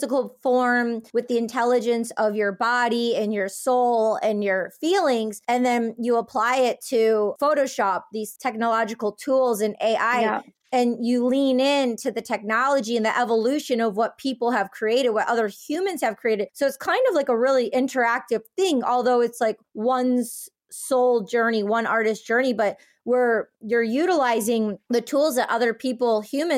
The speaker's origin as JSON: {"language": "English", "country": "Greece", "said": "being Greek"}